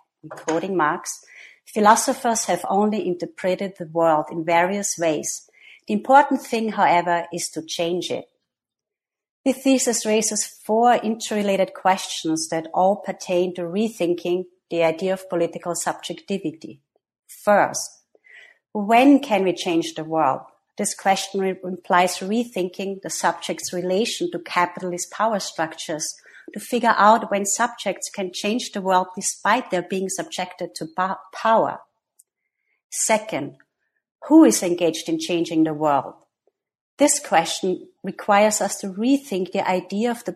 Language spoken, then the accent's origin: English; Austria; moved away as an adult; also born or lived in New York; I am myself from Austria, where I got my master's and PhD in psychology at the University of Vienna